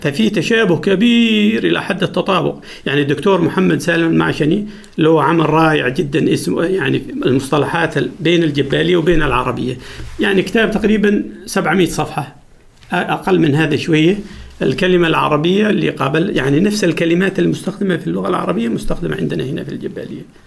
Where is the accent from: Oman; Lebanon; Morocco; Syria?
Oman; Dhofar; first language Jibbali; Arabic is a second language; لغتنا الأصلية